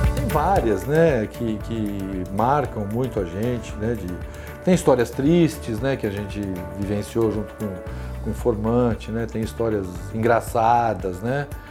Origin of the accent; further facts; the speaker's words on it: São Paulo, Brazil; Eu sou paulistano da Gema, nasci num dos bairros mais antigos de São Paulo, que é a freguesia do Ó.